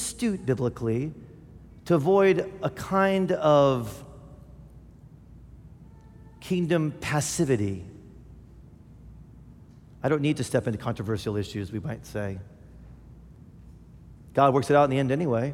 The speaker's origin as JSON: {"language": "English", "country": "United States", "said": "as American Christians"}